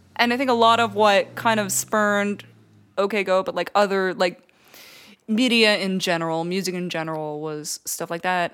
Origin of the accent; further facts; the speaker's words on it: Canada; I'm Canadian